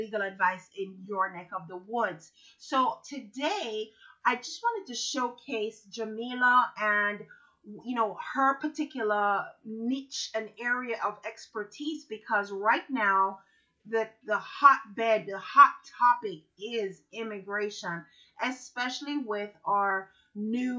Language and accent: English; Jamaica; now in Florida, United States; I'm from Jamaica